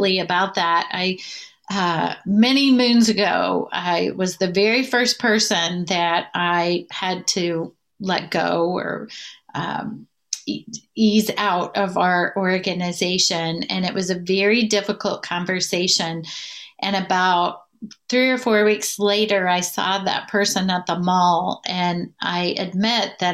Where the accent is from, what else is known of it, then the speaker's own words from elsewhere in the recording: Southern Indiana, United States; I'm from Southern Indiana, the big city of Ligoti, Indiana, with about 2,000 people